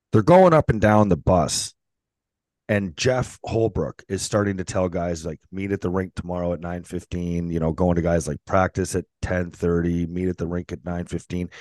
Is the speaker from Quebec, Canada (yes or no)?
no; St. Catharines, Ontario, Canada; St. Catharines my hometown